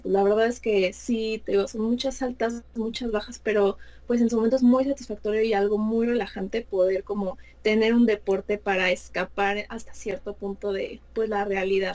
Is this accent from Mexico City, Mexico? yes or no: yes; Mexico City, Mexico; soy de la Ciudad de México